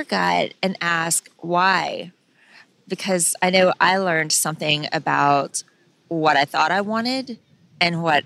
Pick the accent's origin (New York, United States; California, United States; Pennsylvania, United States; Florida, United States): Florida, United States; Pensacola; my hometown at the Pensacola Naval Air Station. And growing up, how much fun was it to be at the beach